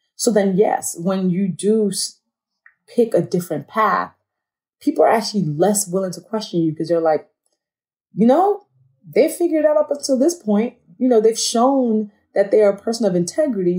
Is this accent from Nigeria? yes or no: yes; Nigeria; I'm a Nigerian woman, I'm black